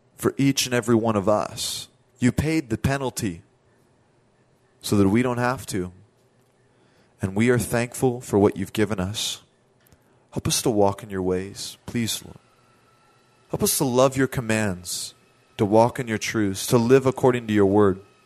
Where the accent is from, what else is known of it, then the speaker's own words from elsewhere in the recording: Southern California, United States; I told her I was from Southern California